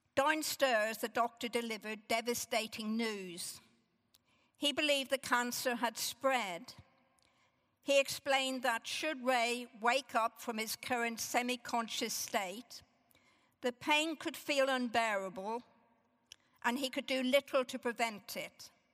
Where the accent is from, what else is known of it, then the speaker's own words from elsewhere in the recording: Northern Ireland, United Kingdom; As a young child growing up in Northern Ireland